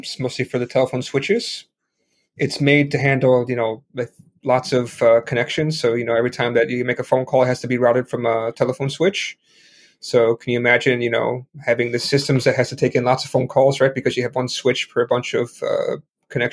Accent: Chicago, Illinois, United States; moved away as an adult; now in Hong Kong; I'm a American originally from Chicago, living in Hong Kong

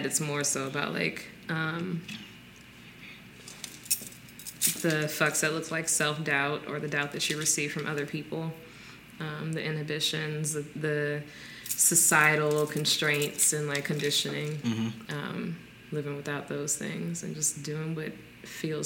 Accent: New Orleans, Louisiana, United States; I'm from New Orleans

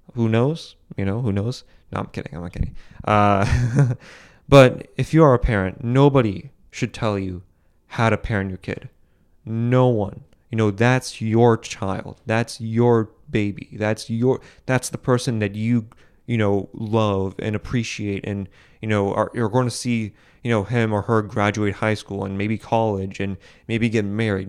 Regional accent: Boston, Massachusetts, United States; I'm from Boston

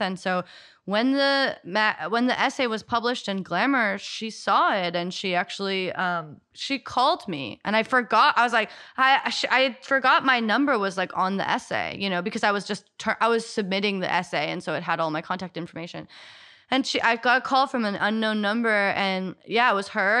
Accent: United States; growing up in America

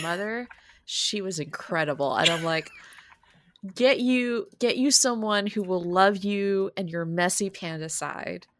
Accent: San Francisco, California, United States; my hometown, San Francisco

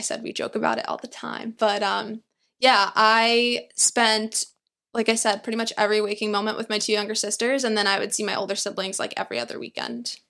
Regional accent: New York, United States; also born or lived in Queens / Long Island; I am born and raised in New York

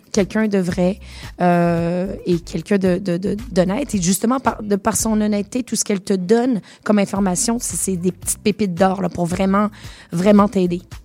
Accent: Montreal, Quebec, Canada; born or raised there; accent: Québécois; moved away as an adult; also born or lived in Venezuela / United States; now in France

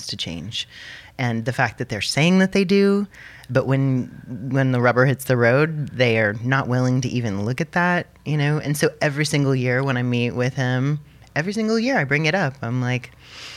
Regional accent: Austin, Texas, United States; I grew up here in Austin, and just a little bit west of Austin in a geodesic dome

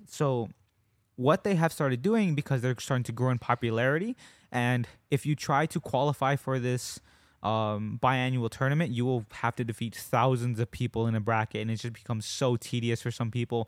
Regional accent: United States

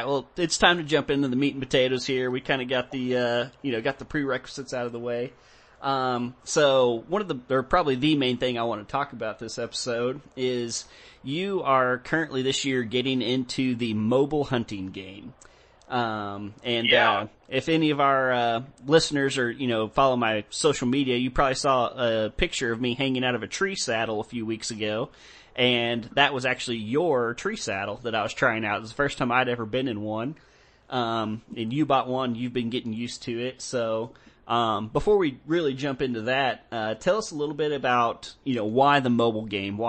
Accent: Texas, United States; growing up in Texas and stuff, Texas is very privatized.

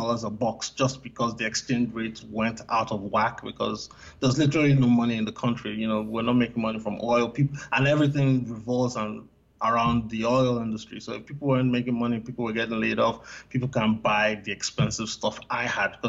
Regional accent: Nigeria; also born or lived in United States; Okay, so of course, because I'm Nigerian, I grew up on Nigerian food, so I'm going to talk about the Nigerian food.

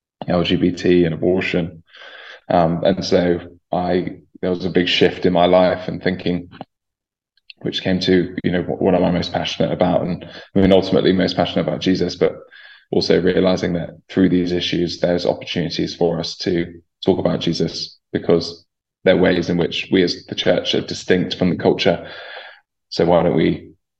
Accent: Chorleywood, East of England, United Kingdom; I grew up in Chorleywood, and I'm still connected to the church there where I grew up

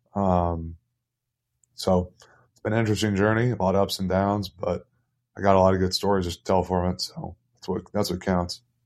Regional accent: Indianapolis, Indiana, United States; moved away as an adult; now in Toruń, Poland; I'm from Indianapolis

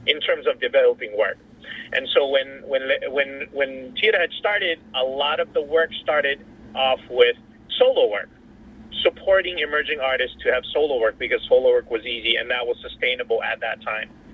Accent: Hawaii, United States; also born or lived in Laos; a Hawaii background because I was raised in Hawaii.

